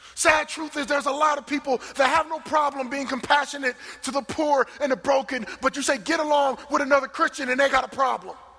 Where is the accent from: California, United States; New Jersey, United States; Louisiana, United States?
New Jersey, United States; moved away; I'm from New Jersey